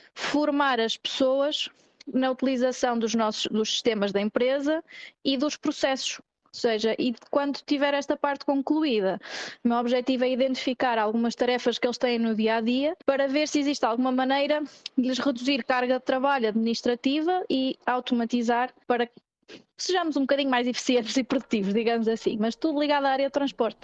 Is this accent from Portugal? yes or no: yes; Viseu, Centro, Portugal; moved away as an adult; also born or lived in Porto; now in Barcelona, Spain; eu sou de Viseu, mas já estava a viver no Porto há algum tempo